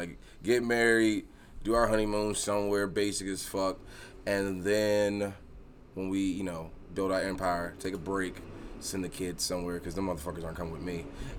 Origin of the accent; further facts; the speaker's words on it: East Coast, United States; I'm from the East Coast. He's from the West Coast. I'm black.